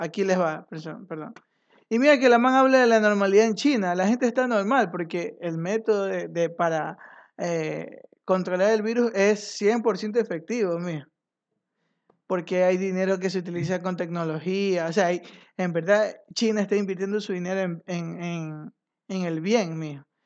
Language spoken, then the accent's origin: Spanish; Ecuador